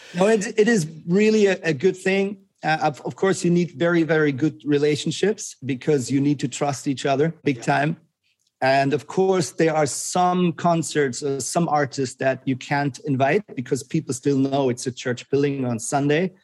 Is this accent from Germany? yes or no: yes; Germany; moved away as an adult; also born or lived in Switzerland / Zurich, Switzerland; I am Swiss, like my passport is Swiss, but I grew up in Germany. I moved to Switzerland when I was about 19